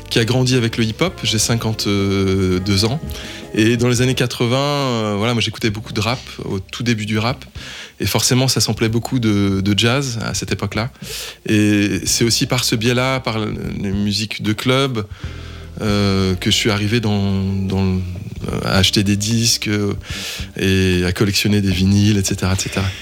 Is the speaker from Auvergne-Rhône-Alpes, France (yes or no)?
yes; Lyon, Auvergne-Rhône-Alpes, France; Euh, en fait, j'habite, je, suis né, j'ai grandi à Lyon, à côté de Jazz à Vienne.